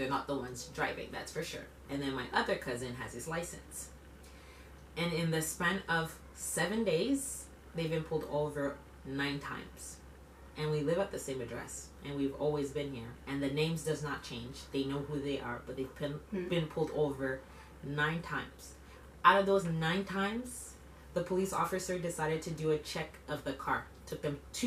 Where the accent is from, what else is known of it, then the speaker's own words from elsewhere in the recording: Quebec, Canada; born and raised in Quebec, first generation, I'm from here